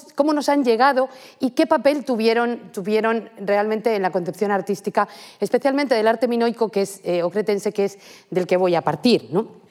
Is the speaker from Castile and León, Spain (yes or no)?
no; Madrid, Community of Madrid, Spain; moved away as an adult; now in Santiago de Compostela, Spain; me he formado aquí, soy madrileña